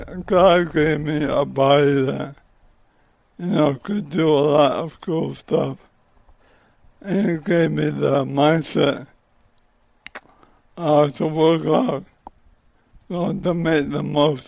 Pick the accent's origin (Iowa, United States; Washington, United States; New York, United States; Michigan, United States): Michigan, United States; Livonia; I grew up in the suburb of Detroit.